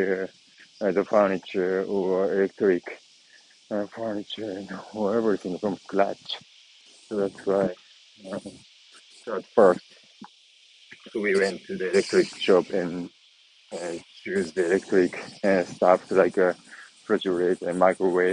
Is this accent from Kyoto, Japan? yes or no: no; Nagoya, Aichi, Japan; my hometown here is Nagoya City